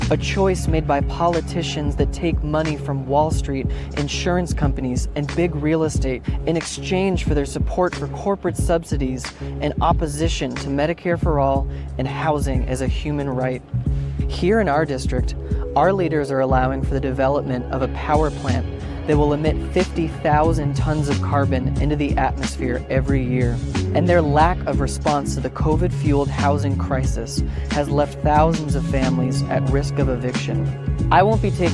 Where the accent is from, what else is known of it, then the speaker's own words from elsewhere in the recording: Lexington, Massachusetts, United States; I grew up in Lexington, Massachusetts